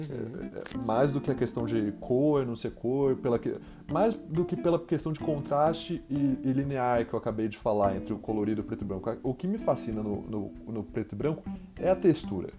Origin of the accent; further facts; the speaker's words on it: São Paulo, Brazil; eu sou de São Paulo